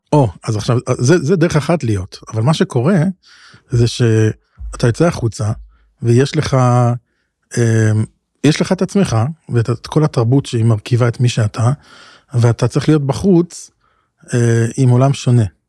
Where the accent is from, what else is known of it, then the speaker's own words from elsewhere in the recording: Israel; גדלנו בישראל, אנחנו גם הישראלים